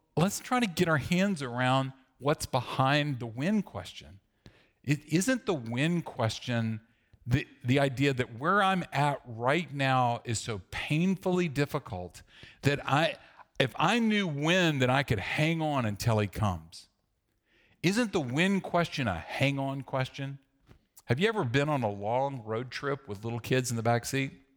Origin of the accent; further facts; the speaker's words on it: the South, United States; I grew up in the South